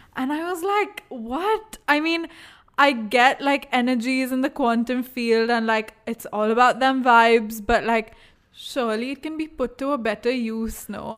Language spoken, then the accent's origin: English; India; accent: Indian